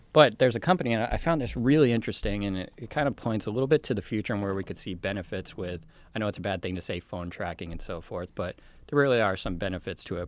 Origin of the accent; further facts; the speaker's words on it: Colorado, United States; my home state.